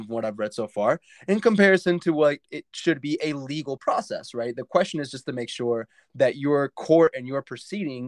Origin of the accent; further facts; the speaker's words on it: United States; also born or lived in Brazil / Mexico; I was raised in this country. I love being an American